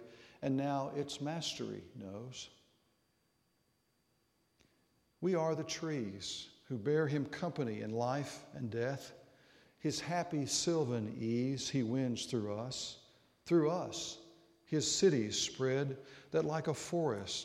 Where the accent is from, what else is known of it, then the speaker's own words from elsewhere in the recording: Arkansas, United States; moved away; Growing up in Arkansas